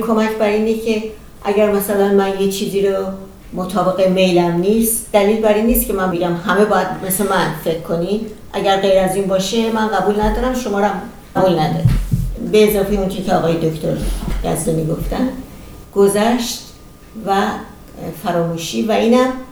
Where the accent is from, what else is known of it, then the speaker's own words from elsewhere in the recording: Iran; moved away; یاد هموطنانمون همزبانانمون کسانی که در اون بین اونها بزرگ شدم